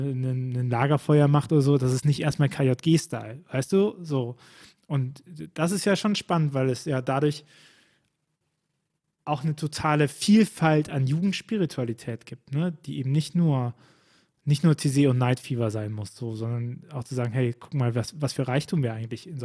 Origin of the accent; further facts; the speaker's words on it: Bonn, North Rhine-Westphalia, Germany; ich komme ja aus Bonn eigentlich.